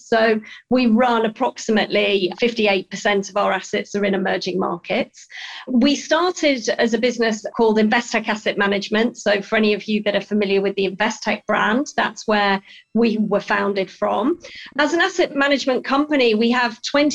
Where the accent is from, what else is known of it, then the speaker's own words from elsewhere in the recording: Yorkshire and the Humber, United Kingdom; I grew up in Yorkshire in England. So I'm British through and through.